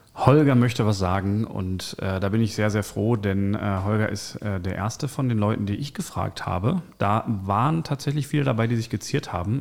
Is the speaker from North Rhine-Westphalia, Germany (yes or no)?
yes; Bochum, North Rhine-Westphalia, Germany; Ich bin ja auch in Bochum geboren